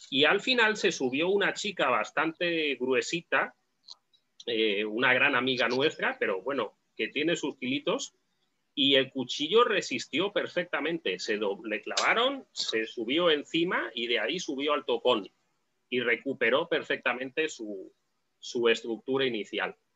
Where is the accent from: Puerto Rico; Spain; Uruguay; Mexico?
Spain; tuve mi época como todo español joven y ahora ya pues tengo el cuchillo que me sirve.